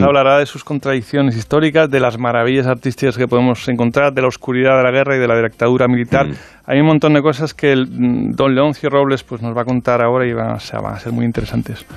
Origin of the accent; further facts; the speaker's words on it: Asturias, Spain; yo que soy asturiano